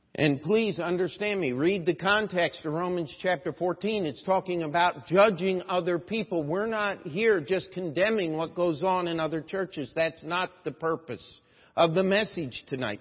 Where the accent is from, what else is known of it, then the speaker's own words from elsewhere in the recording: Baltimore, Maryland, United States; I'm from Baltimore